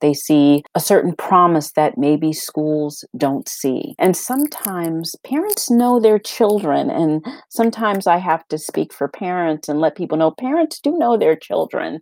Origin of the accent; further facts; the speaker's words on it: Boston, Massachusetts, United States; growing up in Boston, I was born in Boston, in the Roxbury area of Boston